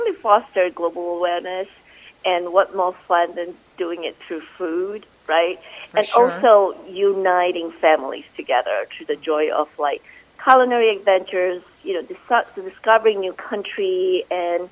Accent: Malaysia; moved away; I grew up in Malaysia

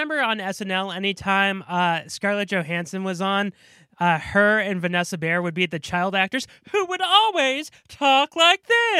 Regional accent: Massachusetts, United States; born or raised there

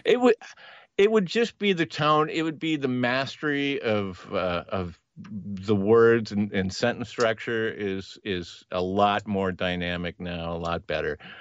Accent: Los Angeles, California, United States; I was born in Northern California, but I, I spent most of my formative years in L

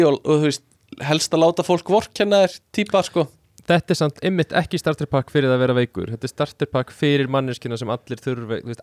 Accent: Iceland; við Íslandingar

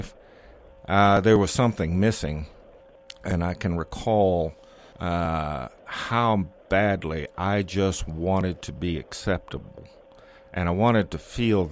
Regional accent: Texas, United States; I'm born and raised in Texas

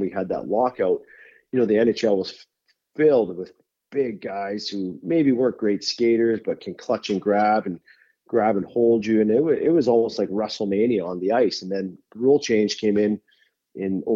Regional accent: Vancouver, British Columbia, Canada; growing up in Vancouver

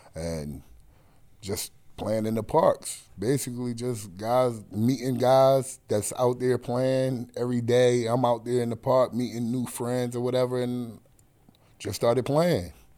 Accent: New York City, New York, United States; born or raised there; also born or lived in Atlantic City, New Jersey / Pleasantville, New Jersey / Brooklyn

